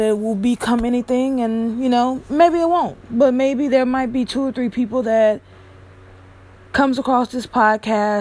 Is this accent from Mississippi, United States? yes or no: yes; Bucks, Mississippi, United States; now in California, United States; my hometown of Bucks, Mississippi